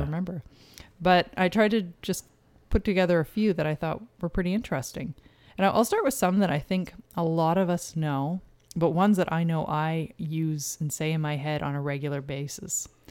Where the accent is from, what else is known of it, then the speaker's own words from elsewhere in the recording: Canada; we're Canadian